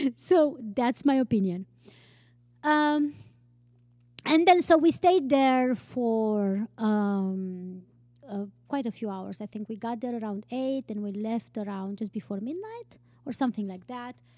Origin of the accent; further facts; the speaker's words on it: Romania; moved away; I grew up with in Romania